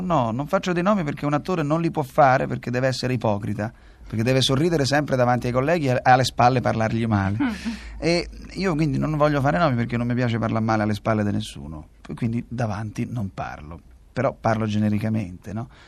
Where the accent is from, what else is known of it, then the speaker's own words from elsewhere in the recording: Rome, Lazio, Italy; oggi sono uno dei pochi romani di Roma perché mia madre è nata a Roma, nacque a Roma, eh, eh, a Testaccio, quindi siamo proprio romani